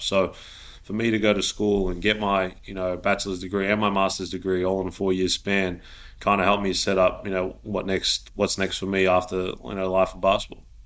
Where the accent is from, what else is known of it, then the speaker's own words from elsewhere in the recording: Melbourne, Victoria, Australia; now in Sydney, Australia; I'm from Melbourne